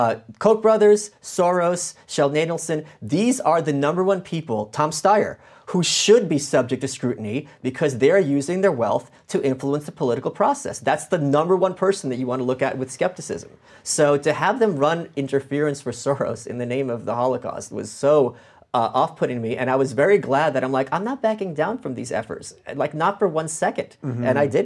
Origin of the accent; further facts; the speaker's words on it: Ukraine; born there; look, I was born in Ukraine. My family survived the Nazis and the commies.